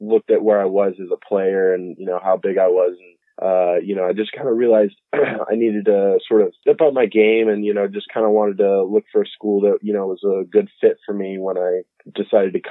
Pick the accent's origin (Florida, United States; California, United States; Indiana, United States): Florida, United States; Winter Park; I'm from Winter Park, Florida, we've been there for about 14 years.